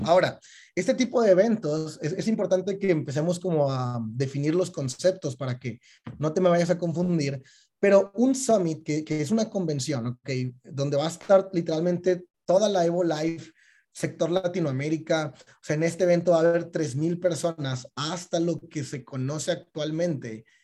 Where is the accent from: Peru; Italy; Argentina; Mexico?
Mexico; cuando éramos chiquitos en México, eh, en la primaria